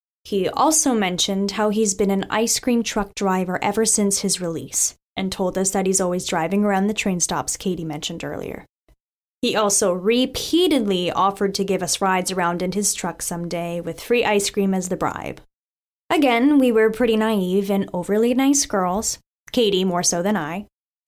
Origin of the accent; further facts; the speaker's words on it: Staten Island, New York, United States; Now for a little background of my hometown. I grew up in the forgotten borough of New York City, Staten Island.